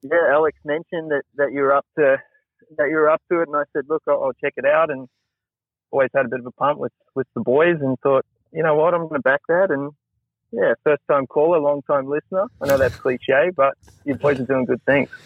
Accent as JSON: {"language": "English", "country": "New Zealand", "said": "being a Kiwi myself"}